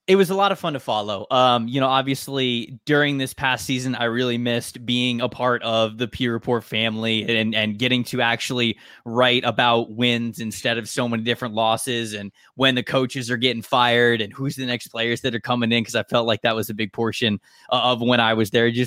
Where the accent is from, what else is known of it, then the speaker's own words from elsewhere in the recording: Tampa, Florida, United States; I've made so many friends growing up around Tampa